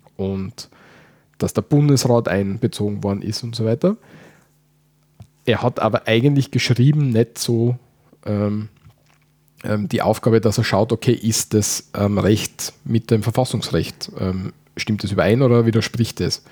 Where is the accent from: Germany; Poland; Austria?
Austria; wie bei uns